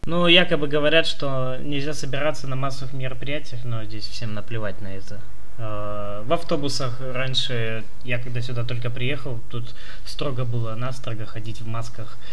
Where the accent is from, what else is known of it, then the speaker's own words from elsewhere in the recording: Chita, Zabaykalsky Krai, Russia; now in Irkutsk, Russia; я родился в Чите